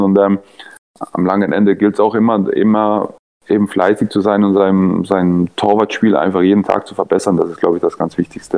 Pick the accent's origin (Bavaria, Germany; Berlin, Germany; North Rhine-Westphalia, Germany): Bavaria, Germany; Nuremberg; also born or lived in Hannover / Ingolstadt; now in Leipzig, Germany; Ich bin ja Nürnberger